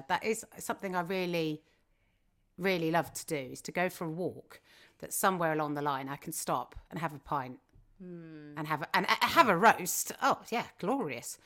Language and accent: English; Kingston upon Thames, London, United Kingdom; I grew up in Kingston, so it's not particularly near Box Hill